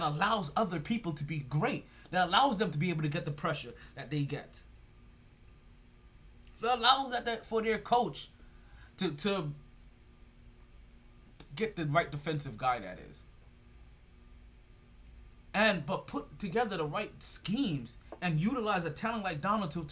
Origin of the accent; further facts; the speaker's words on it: New York, United States; I'm a New Yorker